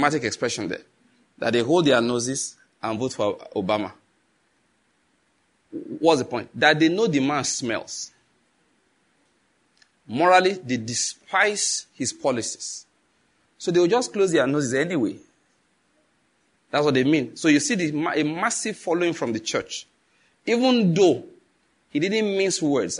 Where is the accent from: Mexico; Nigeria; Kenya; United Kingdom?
Nigeria; as a Nigerian